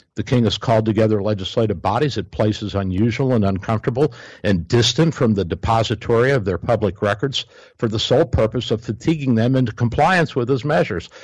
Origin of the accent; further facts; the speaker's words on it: Kentucky, United States; Kentucky, my home state.